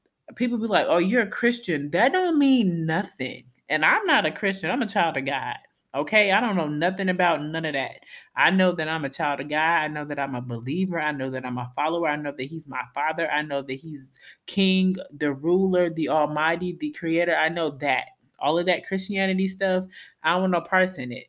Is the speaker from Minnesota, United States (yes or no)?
yes; Minnesota, United States; moved away; I'm from Minnesota, where we're nice